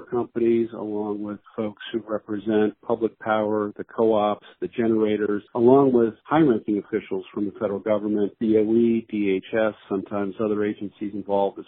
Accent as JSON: {"language": "English", "region": "Washington", "country": "United States", "tie": "born or raised there", "said": "my home state of Washington"}